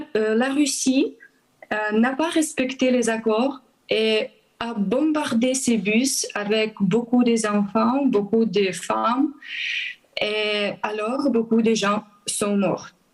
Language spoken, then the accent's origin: French; Transcarpathia, western Ukraine, Zakarpattia Oblast, Ukraine; French is a second language; moved away as an adult; also born or lived in Kyiv, Ukraine; je suis ukrainienne, j'ai 32 ans, euh, je suis chrétien. je suis membre de l'Église évangélique baptiste depuis 17 ans. je suis née à l'ouest de l'Ukraine, dans les régions Transcarpathie